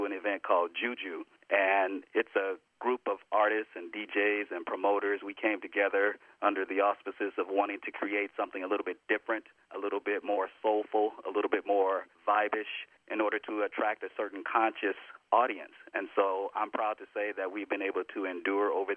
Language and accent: English; Los Angeles, California, United States; moved away as an adult; now in Northern California, United States; my mother, who raised me down in L.A.